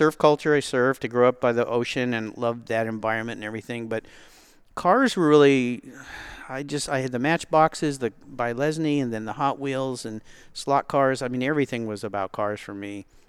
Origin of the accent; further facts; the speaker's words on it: La Jolla, California, United States; moved away as an adult; now in Seattle area, United States; I grew up in Southern California, which is car culture